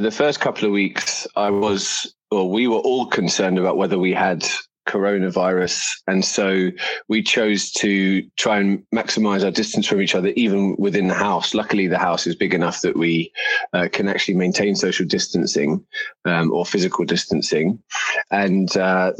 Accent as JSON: {"language": "English", "region": "London", "country": "United Kingdom", "also_born_or_lived": "New York City", "moved": "as an adult", "lives_now": "United States", "said": "I'm from London in the UK"}